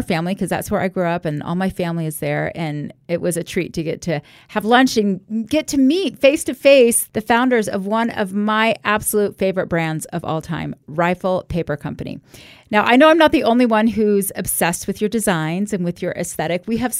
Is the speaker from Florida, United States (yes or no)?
yes; Florida, United States; now in Utah, United States; I grew up in Florida